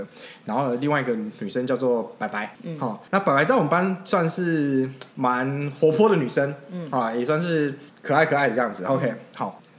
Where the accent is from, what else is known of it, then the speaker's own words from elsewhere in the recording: Keelung, Keelung City, Taiwan; 哦我们都是基隆人，哦也还还还都是基隆高中毕业的